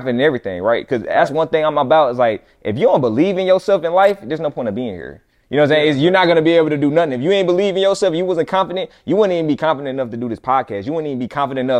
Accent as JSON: {"language": "English", "town": "Fayetteville", "region": "North Carolina", "country": "United States", "tie": "born or raised there", "moved": "as an adult", "said": "I went back to my hometown, Fayetteville, North Carolina, same place that … from. That's where I'm from"}